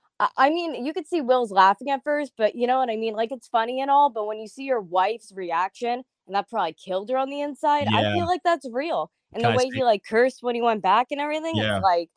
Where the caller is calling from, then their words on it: Pennsylvania, United States; I'm calling in from Pennsylvania tonight.